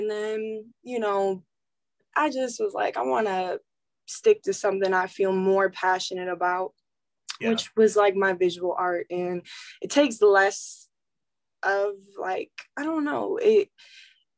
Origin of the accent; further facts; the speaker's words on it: Milwaukee, Wisconsin, United States; moved away; also born or lived in Menomonee Falls, Wisconsin / Franklin, Wisconsin; I was born in like Menominee Falls, I think, but I lived in Milwaukee my whole life